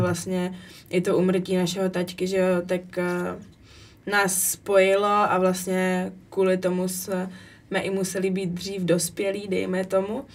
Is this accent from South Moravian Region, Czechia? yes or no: yes; Brno, South Moravian Region, Czechia; now in Italy; u nás v Brně uh, na té hale za Lužánkama